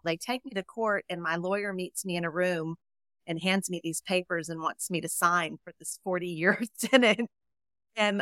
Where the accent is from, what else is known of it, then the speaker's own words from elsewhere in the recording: Texas, United States; also born or lived in Colorado; I am a Texan. I was actually born in Colorado, but my mom moved me here when I was 2, so I have Texas deep in my root for sure.